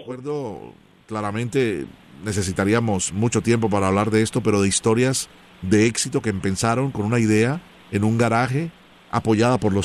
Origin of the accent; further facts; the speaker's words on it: Colombia; yo soy original de Colombia